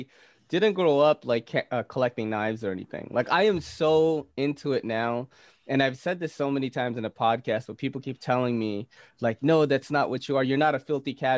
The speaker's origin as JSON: {"language": "English", "country": "Philippines", "said": "I'm Filipino"}